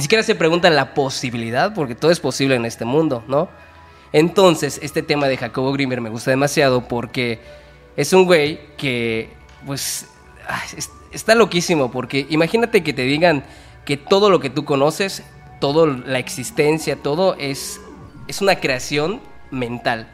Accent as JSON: {"language": "Spanish", "region": "Yucatán", "country": "Mexico", "said": "somos de Yucatán"}